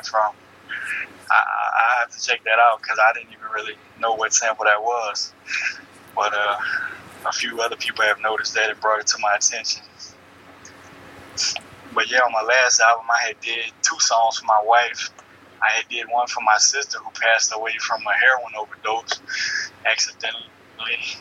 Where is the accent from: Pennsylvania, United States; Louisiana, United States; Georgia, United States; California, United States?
Louisiana, United States; growing up from Louisiana